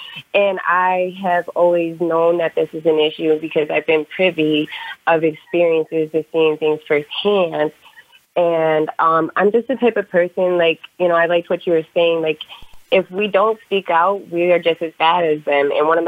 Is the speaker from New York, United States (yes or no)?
no; Michigan, United States; now in Arizona, United States; I am from Arizona. Well, I was born and raised and grown up in Michigan, but I reside in Arizona currently.